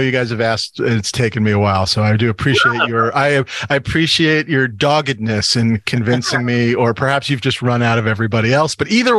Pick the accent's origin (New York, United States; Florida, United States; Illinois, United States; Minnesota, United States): New York, United States; moved away as an adult; also born or lived in Los Angeles; I was obsessed with Letterman growing up in New York.